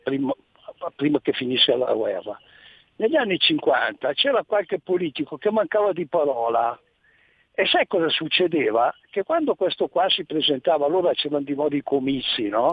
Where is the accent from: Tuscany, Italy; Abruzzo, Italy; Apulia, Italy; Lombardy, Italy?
Lombardy, Italy; Gallarate; io sono nato a Gallarate